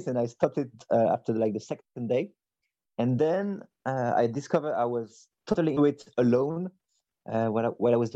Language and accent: English; near Paris, Île-de-France, France; accent: French; English is a second language; I actually worked in my family organic supermarket near Paris, where I spent like most of my teenage and adult years. So I'm French. Maybe you can hear it in my accent